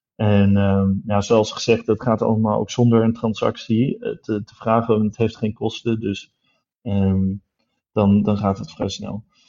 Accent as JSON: {"language": "Dutch", "town": "Düsseldorf", "region": "North Rhine-Westphalia", "country": "Germany", "tie": "born or raised there", "moved": "yes", "said": "ik, ben in Düsseldorf opgegroeid, dus ik kom uit het Roergebied, Noord-Rijn-Westfalen"}